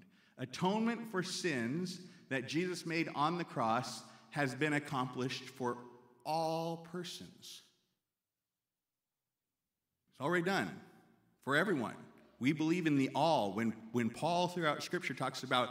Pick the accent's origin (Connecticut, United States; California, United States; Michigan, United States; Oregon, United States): Oregon, United States; now in Lancaster, United States; in all my years growing up in the Nazarene Church in Oregon